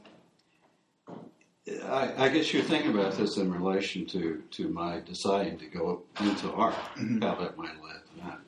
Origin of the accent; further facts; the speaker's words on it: Virginia, United States; I grew up on the East Coast in Virginia, pretty close to Washington, D.C. I think it's probably about 60 miles south of Washington, D.C., in a little small town, little resort town, on the Potomac River.